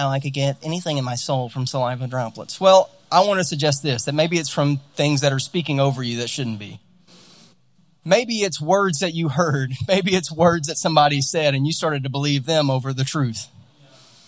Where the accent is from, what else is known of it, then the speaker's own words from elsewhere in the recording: Louisiana, United States; also born or lived in California; now in Utah, United States; we're out in Utah now, and I'm from Louisiana originally